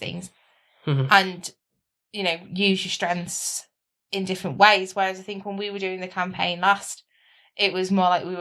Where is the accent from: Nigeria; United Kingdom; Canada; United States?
United Kingdom; as we are British